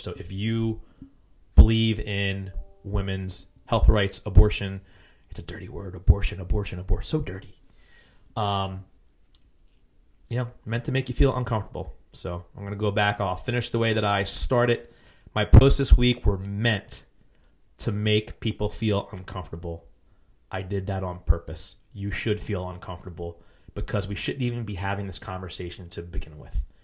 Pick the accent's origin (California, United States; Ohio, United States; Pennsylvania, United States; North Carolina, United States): Pennsylvania, United States; Philadelphia suburbs; I'm from the Philly burbs.